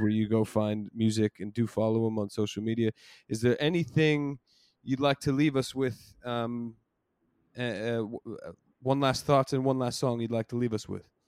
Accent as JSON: {"language": "English", "country": "United States", "tie": "born or raised there", "moved": "as an adult", "lives_now": "London, United Kingdom", "said": "I'm born and raised in the States"}